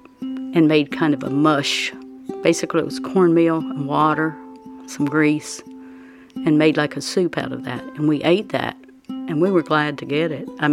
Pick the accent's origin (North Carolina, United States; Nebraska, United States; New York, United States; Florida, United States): North Carolina, United States; Pembroke; we grew up in Pembroke, everybody we knew was the same as we were